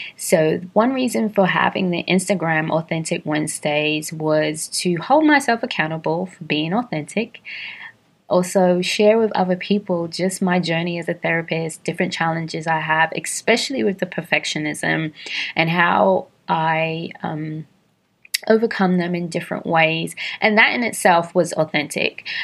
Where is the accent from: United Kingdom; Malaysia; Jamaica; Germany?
United Kingdom; London; moved away as an adult; now in Atlanta, United States; I was born and raised in London to Caribbean parents, and I have been living in Atlanta for the past 13 and a half years